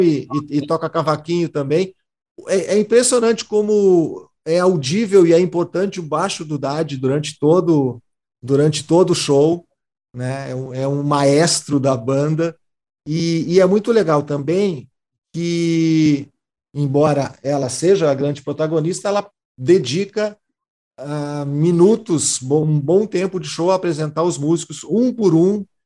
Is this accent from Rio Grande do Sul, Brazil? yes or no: yes; Montenegro, Rio Grande do Sul, Brazil; moved away; quando eu era moleque, em Montenegro, onde eu nasci, onde a minha família mora, e, e eu morava